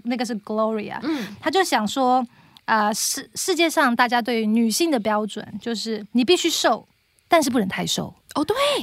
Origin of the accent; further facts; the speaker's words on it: Taiwan; moved away as an adult; now in Singapore; 因为我们台湾长大